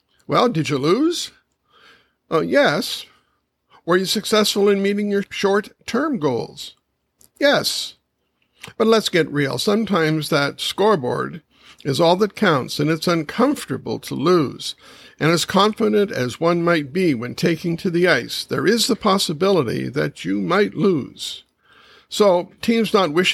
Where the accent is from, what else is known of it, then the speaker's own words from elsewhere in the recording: Kitchener, Ontario, Canada; my hometown of Kitchener-Waterloo